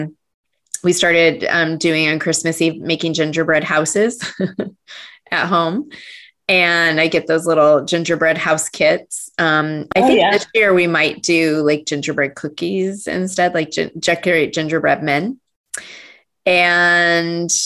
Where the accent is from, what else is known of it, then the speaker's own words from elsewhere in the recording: Cottonwood, Arizona, United States; moved away; I grew up in Northern Arizona in a small town, Cottonwood